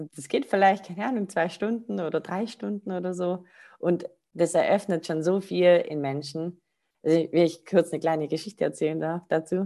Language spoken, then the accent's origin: German; Rottweil, Baden-Württemberg, Germany; ich komme aus Rottweil, das ist so zwischen Stuttgart und ähm, Bodensee